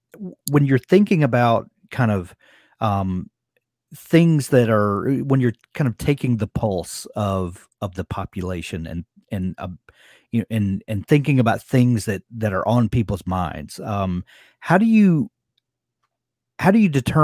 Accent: Deep South, United States; I'm from the Deep South, and you know, same.

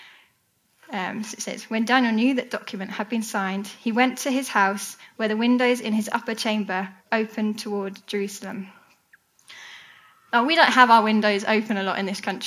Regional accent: United Kingdom; we're British.

